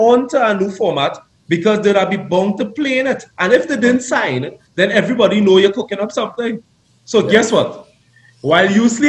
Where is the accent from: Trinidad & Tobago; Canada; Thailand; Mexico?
Trinidad & Tobago; We come from Trinidad. We come from the ghetto.